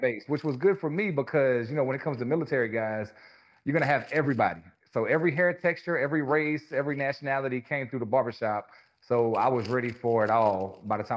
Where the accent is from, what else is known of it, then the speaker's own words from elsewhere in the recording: Louisiana, United States; now in Charlotte, United States; I grew up in Louisiana, small town, one stoplight, everybody knows everybody kind of place